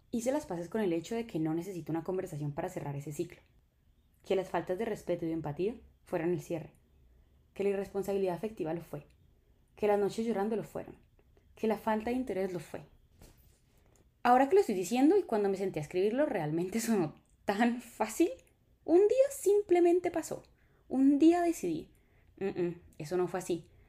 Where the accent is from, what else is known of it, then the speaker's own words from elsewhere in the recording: Colombia; en Colombia somos los reyes de la escasez